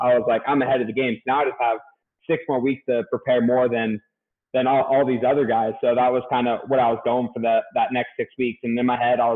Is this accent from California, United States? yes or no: yes; California, United States; moved away as an adult; also born or lived in Boise, Idaho / Vancouver, Washington; I'm from California